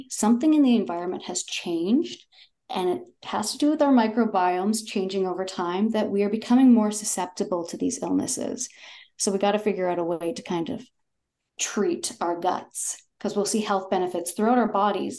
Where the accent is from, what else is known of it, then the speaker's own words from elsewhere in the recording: Toronto, Ontario, Canada; but I am from Toronto and I currently live in Toronto.